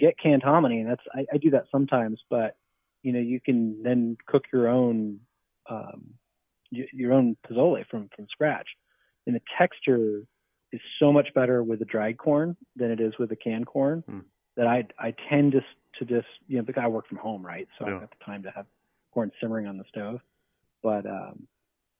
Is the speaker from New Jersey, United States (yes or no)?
yes; New Jersey, United States; I grew up in New Jersey